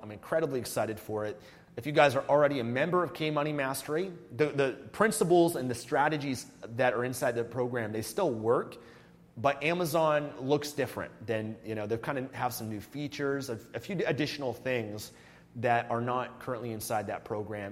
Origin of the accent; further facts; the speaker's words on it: Canada; moved away as an adult; I became a non resident of Canada in 2018